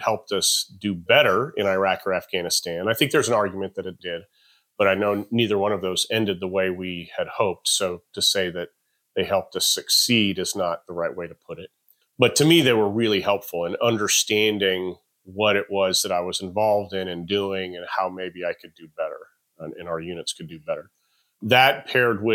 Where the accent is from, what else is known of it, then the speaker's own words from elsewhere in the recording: Albuquerque, New Mexico, United States; now in Austin, United States; I'm originally from Albuquerque, New Mexico